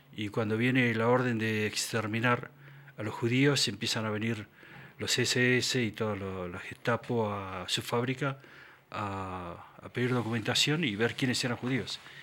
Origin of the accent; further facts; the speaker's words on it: Argentina; moved away; also born or lived in Quito, Ecuador / United States; yo crecí en Argentina en mi adolescencia, en la época de la dictadura